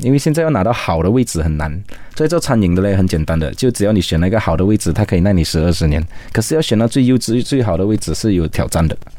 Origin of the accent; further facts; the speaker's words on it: Kuching, Sarawak, Malaysia; moved away as an adult; now in Kuala Lumpur, Malaysia; 我来自于沙拉越古今，那我在十一年前到了 K L